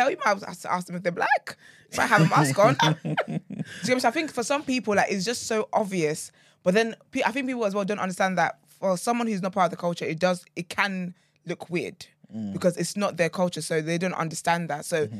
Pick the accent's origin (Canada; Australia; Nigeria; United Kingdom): Nigeria; Yeah, they're the kind of men you don't marry, respectfully, as a Nigerian woman.